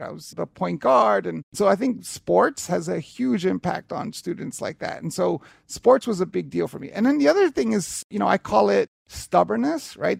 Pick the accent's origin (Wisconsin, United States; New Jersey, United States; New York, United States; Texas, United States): New York, United States; New York City; I grew up in Hell's Kitchen, New York from the seventies and eighties